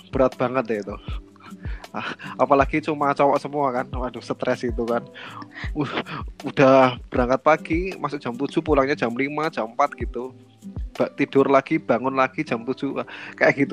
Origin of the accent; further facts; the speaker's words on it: Klaten, Central Java, Indonesia; karena karena aku dari Klaten kan mungkin akan habis untuk ongkos ongkos apa namanya kos makan